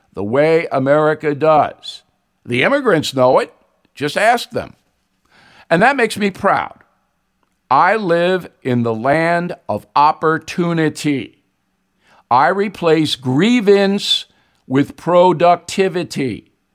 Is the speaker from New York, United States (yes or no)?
yes; Levittown, New York, United States; We didn't have much growing up in Levittown